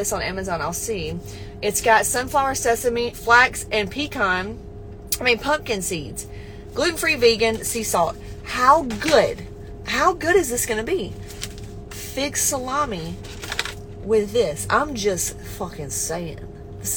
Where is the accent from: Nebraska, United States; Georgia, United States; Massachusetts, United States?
Georgia, United States; West; I come from the country, y'all. Listen, I grew up in West Georgia